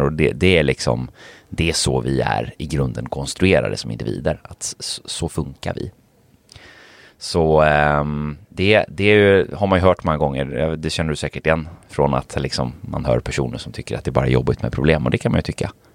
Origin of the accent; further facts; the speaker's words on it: Gothenburg, Västra Götaland, Sweden; jag är ju från Göteborg